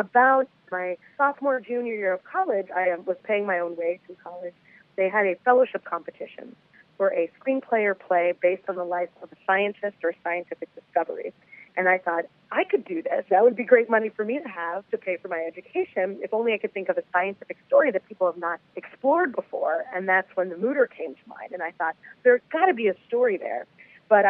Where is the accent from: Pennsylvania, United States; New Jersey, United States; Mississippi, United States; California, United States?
Pennsylvania, United States; Philadelphia; moved away as an adult; also born or lived in New York City; I grew up in Philadelphia, Philly born and raised